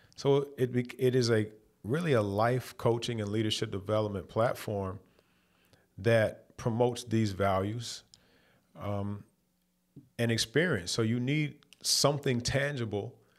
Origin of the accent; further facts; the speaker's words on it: Louisville, Kentucky, United States; moved away as an adult; also born or lived in Detroit; growing up in Louisville, Kentucky